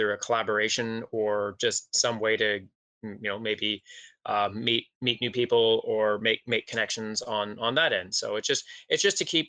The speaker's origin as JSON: {"language": "English", "town": "Toronto", "region": "Ontario", "country": "Canada", "tie": "born or raised there", "said": "I grew up in Scarborough. Mm-hmm. In Ontario."}